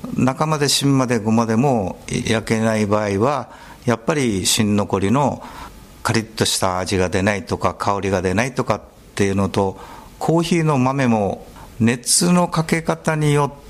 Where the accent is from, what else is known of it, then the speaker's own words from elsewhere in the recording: Sasebo, Nagasaki, Japan; moved away; 私はちょっと九州の佐世保出身なもんですから